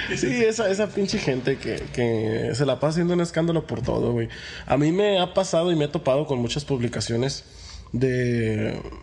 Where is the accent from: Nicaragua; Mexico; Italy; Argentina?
Mexico; como mexicanos somos hermanos